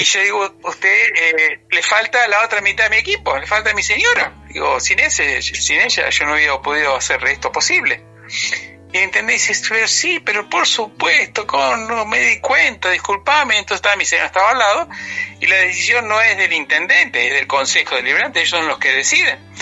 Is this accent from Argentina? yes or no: yes; Argentina; also born or lived in New York, United States; volví, volví a los cinco años a Argentina y todos mis estudios, primaria, secundaria, facultad, todo, mi cultura, mi cultura argentina.